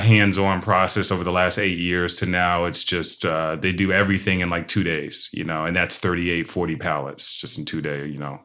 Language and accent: English; Shaker Heights, Ohio, United States; I'm from Shaker Heights, Ohio